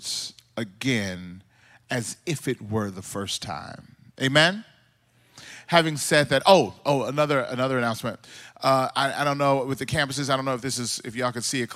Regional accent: Mississippi, United States; moved away as an adult; also born or lived in Southern California; now in California, United States; I'm originally from Mississippi, like I said earlier. And me and my wife, when we moved out from Mississippi to California

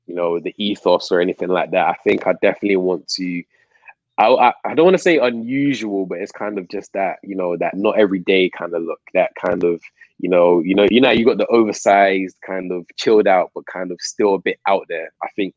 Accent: Coventry, West Midlands, United Kingdom; moved away as an adult; also born or lived in London; now in Manchester, United Kingdom; I was born in London, but my family moved to Coventry

